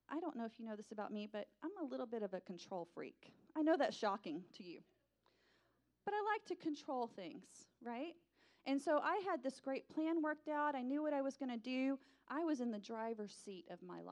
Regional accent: Texas, United States; the local two-year community college in my hometown

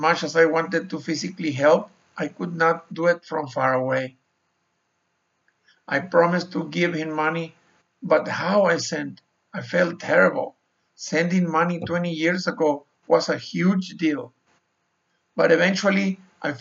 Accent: Mexico; moved away as an adult; also born or lived in Sonora, Mexico / Arizona, United States; I was born and raised in Mexico.

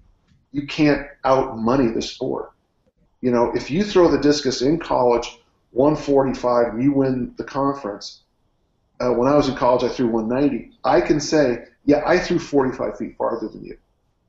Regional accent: South San Francisco, California, United States; Yeah, I grew up in South City, and it's a great place.

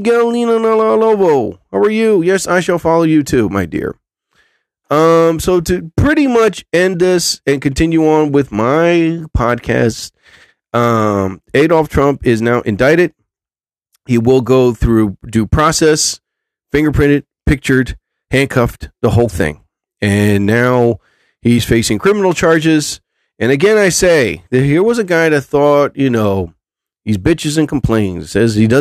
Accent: New Jersey, United States; I'm from Jersey.

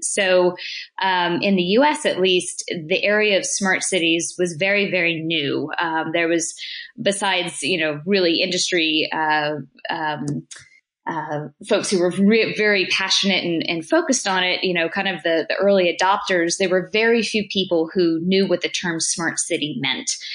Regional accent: United States; as an American

